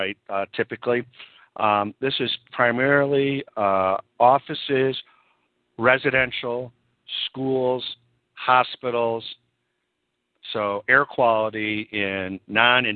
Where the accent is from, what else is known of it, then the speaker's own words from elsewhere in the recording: Buffalo, New York, United States; moved away as an adult; also born or lived in Rochester, New York / California; now in San Francisco, United States; I'm originally from Buffalo, New York